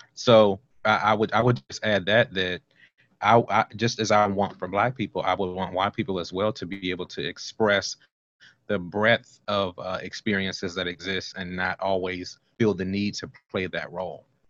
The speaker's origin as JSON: {"language": "English", "town": "Washington", "region": "District of Columbia", "country": "United States", "tie": "born or raised there", "also_born_or_lived": "North Carolina / Oklahoma / California", "moved": "as an adult", "said": "I was born in Southeast Washington, D.C."}